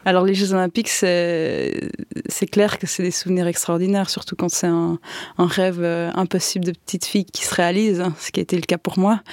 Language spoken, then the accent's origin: French; Yverdon-les-Bains, Vaud, Switzerland; j'ai grandi à, à Yverdon euh, dans des HLM